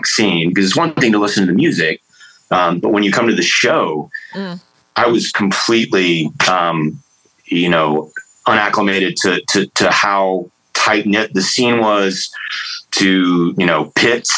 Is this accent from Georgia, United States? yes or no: yes; Atlanta, Georgia, United States; moved away as an adult; also born or lived in Tacoma, Washington / the South; now in North Carolina, United States; I grew up in the Atlanta punk rock scene and the Oi scene